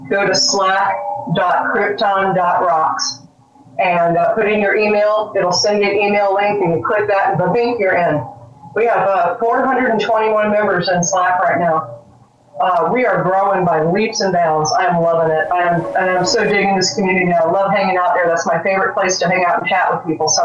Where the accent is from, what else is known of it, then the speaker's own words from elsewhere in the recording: California, United States; now in Florida, United States; I'm from California.